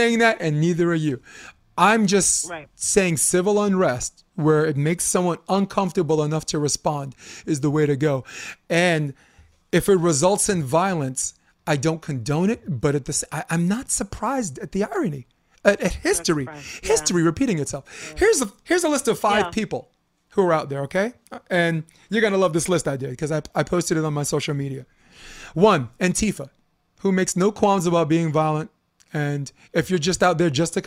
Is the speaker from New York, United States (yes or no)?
yes; New York City, New York, United States; moved away as an adult; also born or lived in Coney Island, Brooklyn / Harlem; now in Hermosa Beach, United States; I grew up on Flatbush as someone who's biracial